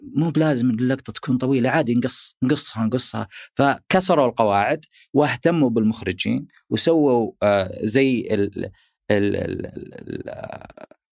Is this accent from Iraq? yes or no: no; Saudi Arabia; عندنا في السعوديه